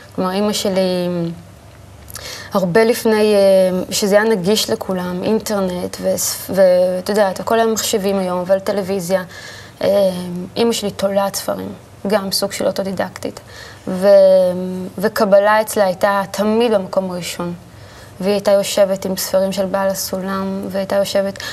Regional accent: Ra'anana, Central District, Israel; also born or lived in Tel Aviv; גדלנו ברעננה

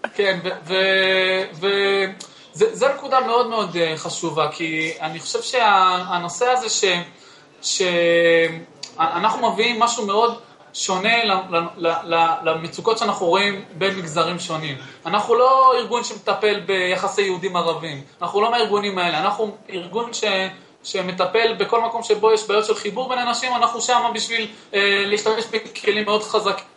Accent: Northern District, Israel; moved away as an adult; now in Jerusalem, Israel; אני אה, במקור מהצפון, אבל אני בשנה, במשהו האחרונות גר בירושלים

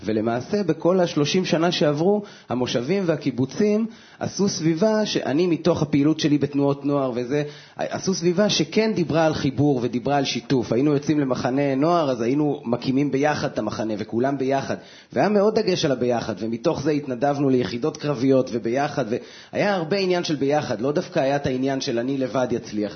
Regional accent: Israel; אני בא ממושב

